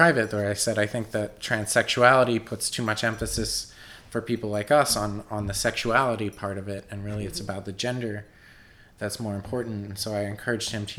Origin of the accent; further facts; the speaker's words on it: Warminster, Pennsylvania, United States; also born or lived in Meadowbrook, Pennsylvania / Washington, District of Columbia, United States / Philadelphia; I grew up in Warminster, which is a suburb of Philadelphia